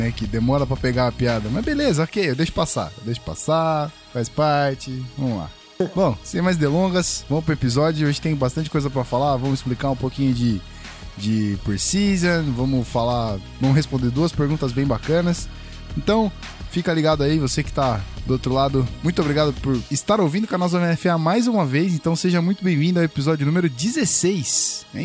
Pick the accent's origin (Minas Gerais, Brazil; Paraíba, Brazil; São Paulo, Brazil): Paraíba, Brazil; João Pessoa; sou de João Pessoa, na Paraíba, torcedor do Broncos e dos Espectros, aqui da minha cidade.